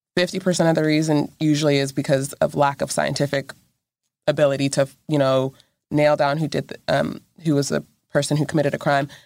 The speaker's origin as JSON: {"language": "English", "region": "Texas", "country": "United States", "tie": "born or raised there", "moved": "yes", "said": "I actually grew up, like, forty-five minutes away from this area"}